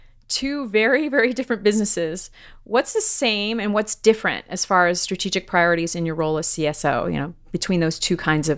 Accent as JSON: {"language": "English", "region": "New Jersey", "country": "United States", "said": "my home state of New Jersey"}